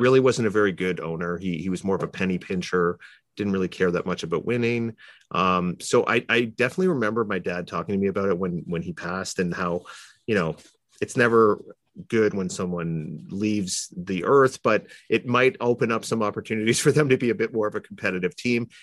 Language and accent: English; Toronto, Ontario, Canada; I grew up in Toronto